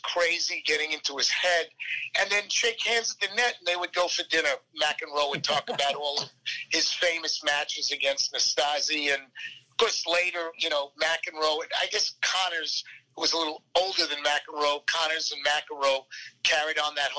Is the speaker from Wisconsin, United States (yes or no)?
no; Plainview, New York, United States; moved away as an adult; also born or lived in Manhattan, New York; now in Dallas, United States; I grew up on Long Island, very proud of it, very proud to be an ex-New Yorker